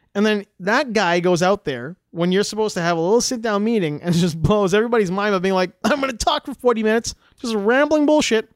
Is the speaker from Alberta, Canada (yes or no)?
yes; Western Canada, Alberta, Canada; accent: Western Canadian; We sound the way we sound in Western Canada, in Alberta especially